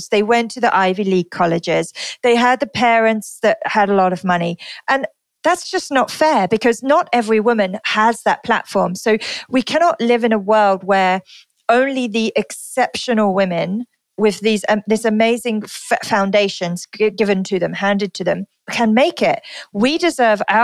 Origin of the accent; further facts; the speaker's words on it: United Kingdom; moved away as an adult; also born or lived in London; now in Singapore; my home country. So I'm from the UK